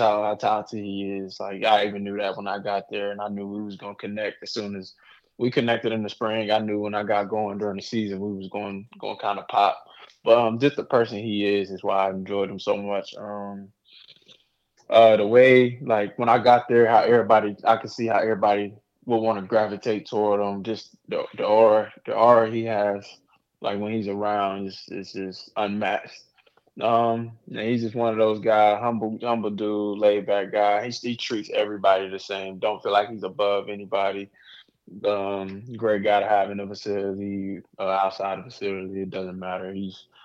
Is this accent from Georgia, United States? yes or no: no; Charlotte, North Carolina, United States; growing up in Charlotte, seeing it my whole life